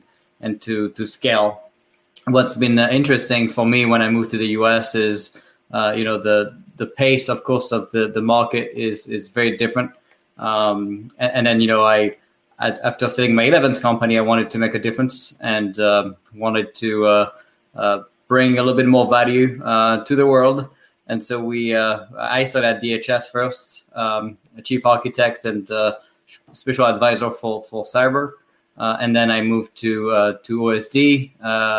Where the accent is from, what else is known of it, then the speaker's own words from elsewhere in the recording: France; accent: French; English is a second language; moved away as an adult; now in United States; you can tell with my French accent that I was not born in the U.S. and I moved here 10 years ago